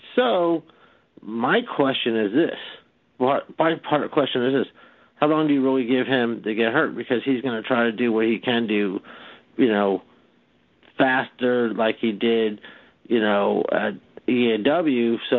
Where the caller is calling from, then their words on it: Miami, Florida, United States; I'm from Miami.